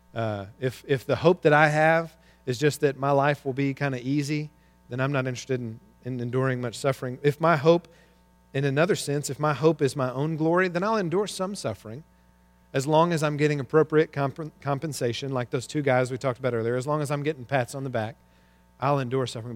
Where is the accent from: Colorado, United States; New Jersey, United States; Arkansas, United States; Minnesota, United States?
Arkansas, United States; I grew up in Arkansas